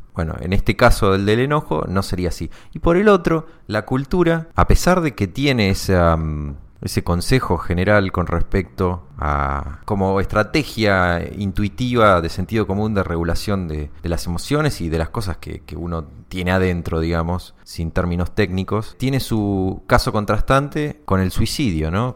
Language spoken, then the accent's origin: Spanish; Argentina; somos psicólogos argentinos y tomamos mate